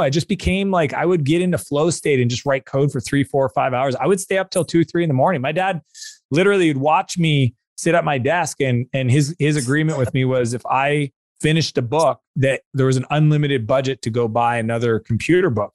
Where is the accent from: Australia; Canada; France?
Canada; I'm Canadian